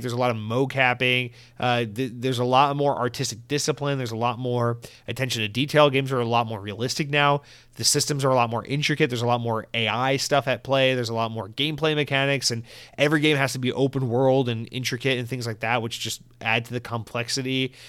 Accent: Georgia, United States; now in Florida, United States; growing up in Georgia, we did not have Mountain Dew Live Wire

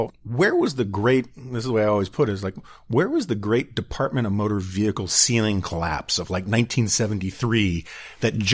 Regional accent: New York City, New York, United States; I grew up in New York City

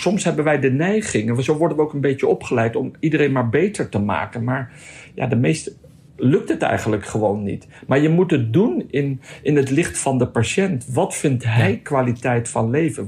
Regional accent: Netherlands; als Nederlander

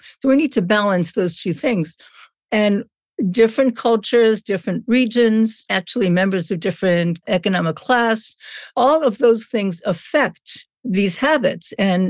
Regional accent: Brooklyn, New York, United States; I'm from Brooklyn, so it's okay.

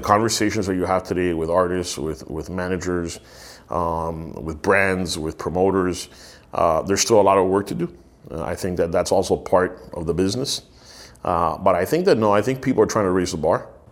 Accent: United States; accent: Miami; also born or lived in Miami; I was born in the US, I'm American

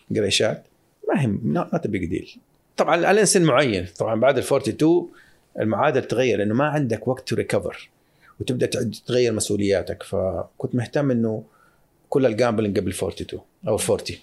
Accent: Saudi Arabia; كمواطن سعودي

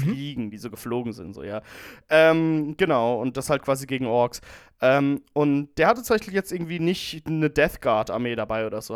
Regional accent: Rhineland-Palatinate, Germany; als Pfälzer

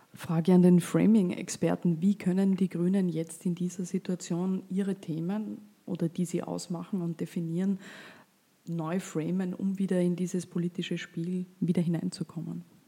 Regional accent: Vorarlberg, Austria; als Vorarlbergerin

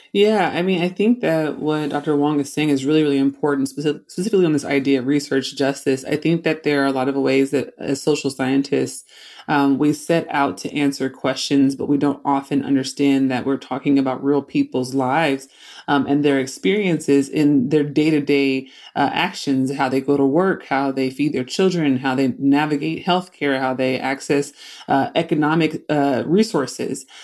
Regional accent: Oakland, California, United States; I grew up in Oakland, California.

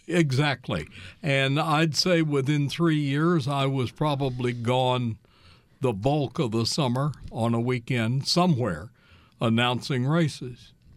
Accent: Kansas City, Missouri, United States; moved away as an adult; also born or lived in Iowa; I grew up in the Kansas City, Missouri area

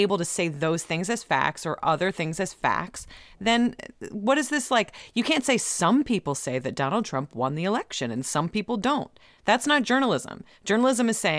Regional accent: Ohio, United States; I'm from Ohio. I am a poor person from Ohio.

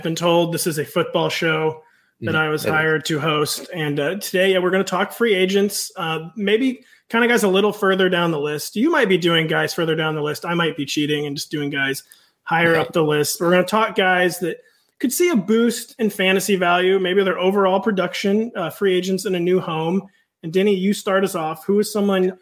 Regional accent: Midwest, United States; As a Midwesterner

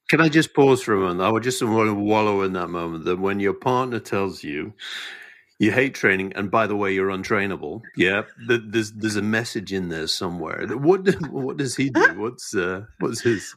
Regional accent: Scotland, United Kingdom; as a Scotsman

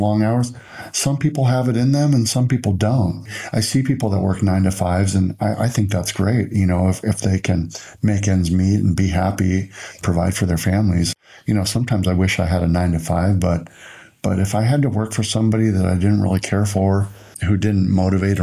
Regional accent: Los Angeles, California, United States; growing up in Los Angeles

